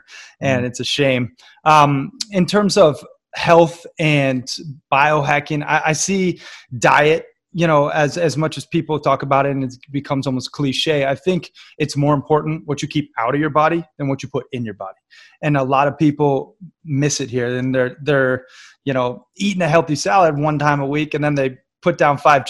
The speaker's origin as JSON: {"language": "English", "country": "United States", "tie": "born or raised there", "also_born_or_lived": "Florida / Red Lodge, Montana / Bangkok / Barcelona", "said": "I grew up half in Florida, you know, surf and skate, and then half in Red Lodge, Montana, camp and fish and hunt and hike"}